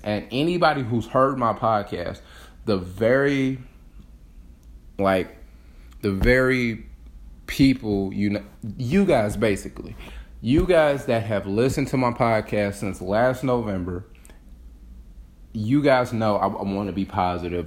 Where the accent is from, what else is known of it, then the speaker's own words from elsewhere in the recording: Detroit, Michigan, United States; I got back into Detroit, my hometown